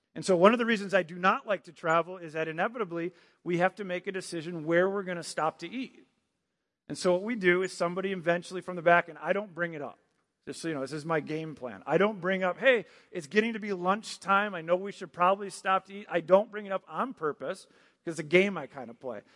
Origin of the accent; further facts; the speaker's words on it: Michigan, United States; moved away as an adult; also born or lived in Virginia Beach, Virginia / Maryland; I grew up in Michigan, then I lived in Virginia Beach, and then I lived in Maryland for a year, and now I'm here